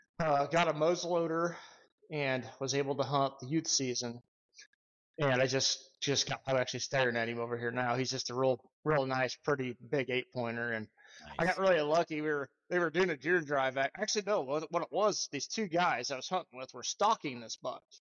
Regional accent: Kansas, United States; also born or lived in Nebraska; I was born in Nebraska, really big pheasant country up there. And around the sixth grade, I believe it was, we ended up moving to Kansas to my grandpa's farm.

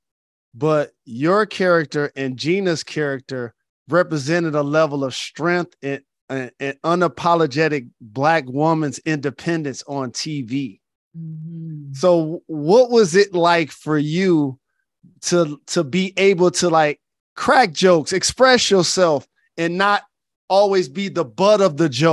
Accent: Detroit, Michigan, United States; my hometown of Detroit

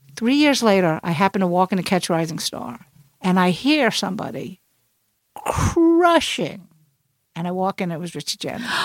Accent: New York City, New York, United States; now in New York, United States; I'm from Brooklyn. That's how we talk

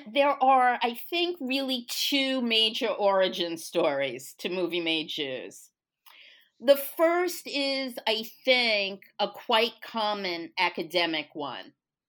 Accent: Brooklyn, New York, United States; now in Texas, United States; I grew up in New York, Brooklyn to be even more specific, where I had what I only now understand to be the luxury of taking Jewishness for granted. I've spent the past 30 some odd years in Texas

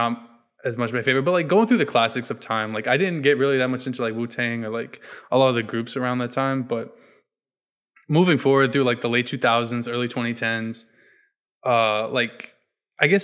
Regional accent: New Hampshire, United States; I grew up in New Hampshire

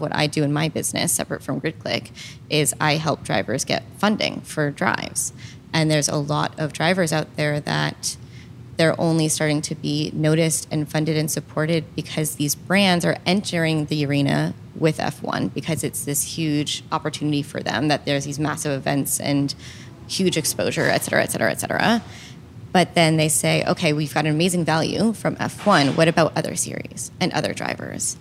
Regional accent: Northeast of America, United States; as I grew up in the Northeast, I found the sport when I was based in Northeast.

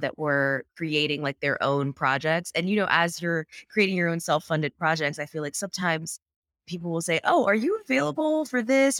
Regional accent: North Carolina, United States; moved away as an adult; now in New York, United States; I live in New York now, but I'm from North Carolina

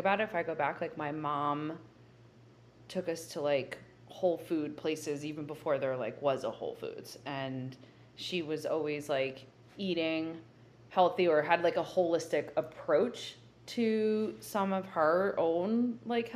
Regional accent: New Jersey, United States; growing up in New Jersey and living, I would say, like a pretty sheltered life.

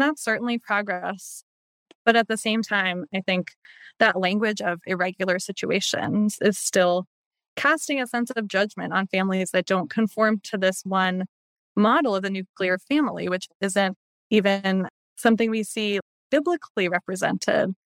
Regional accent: Baltimore, Maryland, United States; growing up in the Baltimore area, my church that my family went to had a female pastoral life director

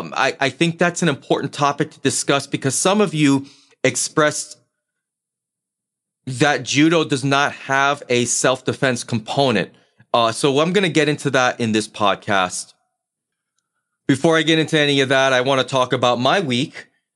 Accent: New England, United States; But given the fact that I'm originally from New England, I will always have a rooting interest whenever the Boston sports teams are competing for any sort of championship.

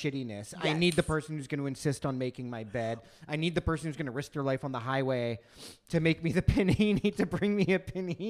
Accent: India; myself as an Indian

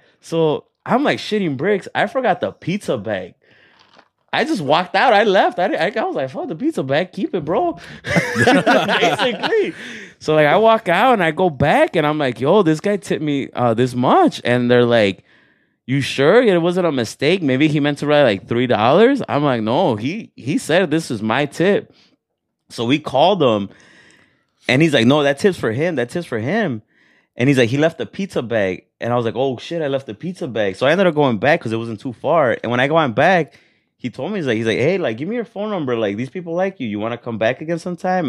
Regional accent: Los Angeles, California, United States; moved away; also born or lived in Jerez, Zacatecas, Mexico; grew up in L A, and then I moved here thirteen years ago

